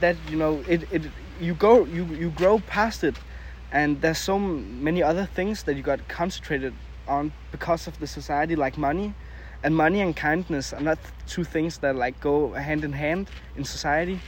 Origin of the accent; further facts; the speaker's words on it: Denmark; English is a second language; we're from Denmark